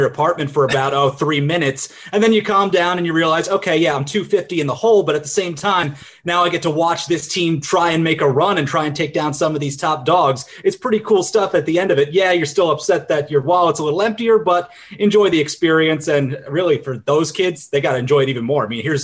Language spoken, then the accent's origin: English; Long Island, New York, United States; we had some similar circles running in Long Island there, because I'm coming from like the same hub there of people